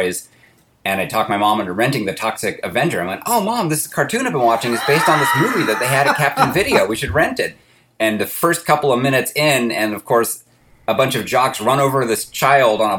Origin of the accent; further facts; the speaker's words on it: Berkeley, California, United States; I grew up in Berkeley.